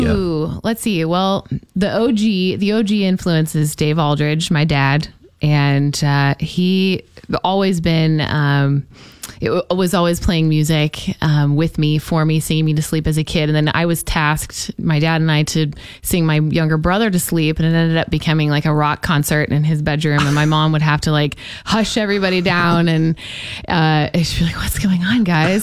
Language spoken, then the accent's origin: English; St. Charles, Missouri, United States; moved away as an adult; also born or lived in Jacksonville; I had some incredible music teachers growing up in St. Charles, Missouri